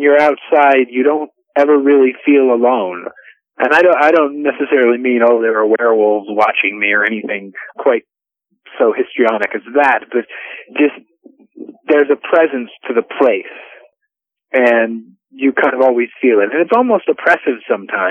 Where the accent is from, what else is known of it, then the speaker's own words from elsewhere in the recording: Cleveland, Ohio, United States; now in Santa Fe, United States; Well, I live in New Mexico. I'm in Santa Fe now. I'm from Cleveland, Ohio, a long time ago.